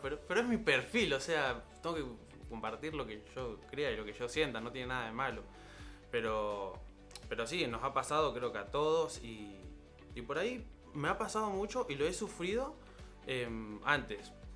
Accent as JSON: {"language": "Spanish", "town": "Rosario", "region": "Santa Fe", "country": "Argentina", "tie": "born or raised there", "said": "en Rosario, en la ciudad, mi ciudad natal."}